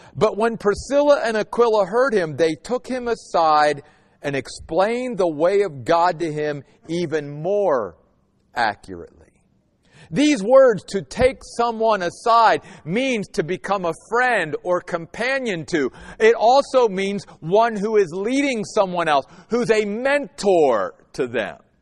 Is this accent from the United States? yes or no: yes; Western Maryland, United States; now in Phoenix, United States; I grew up in Western Maryland.